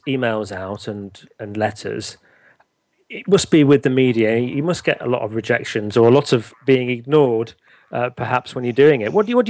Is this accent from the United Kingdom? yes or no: yes; northern England, United Kingdom; accent: northern; I've just been conscious that I've actually been calling her Jill Lublin, which I think is my northern accent